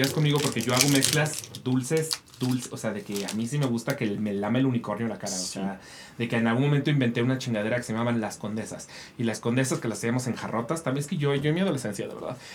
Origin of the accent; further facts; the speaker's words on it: Oaxaca, Mexico; moved away as an adult; now in Mexico City, Mexico; Soy de Oaxaca.